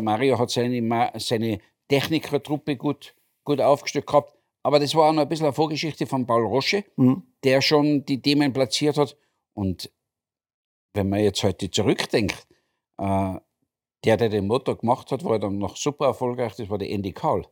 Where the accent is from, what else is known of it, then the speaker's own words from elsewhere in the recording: Austria; Ich bin als Österreicher